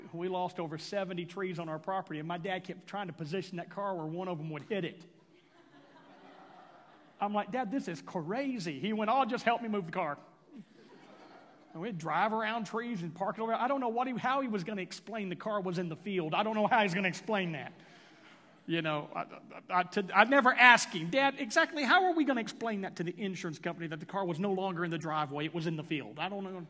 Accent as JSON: {"language": "English", "town": "Houston", "region": "Texas", "country": "United States", "tie": "born or raised there", "moved": "yes", "lives_now": "Oklahoma, United States", "said": "I was raised in Houston."}